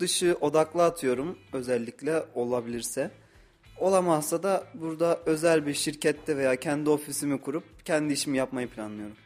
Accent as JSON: {"language": "Turkish", "region": "Osmaniye", "country": "Turkey", "moved": "as an adult", "lives_now": "Kayseri, Turkey", "said": "22 yaşındayım, Osmaniyeliyim."}